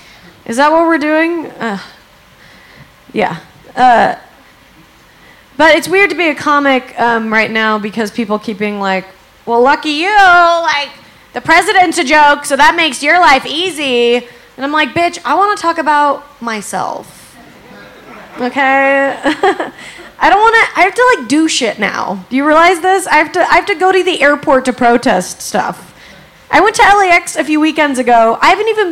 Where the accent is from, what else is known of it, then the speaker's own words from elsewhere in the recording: Salt Lake City, Utah, United States; now in Los Angeles, United States; I'm actually from Salt Lake City.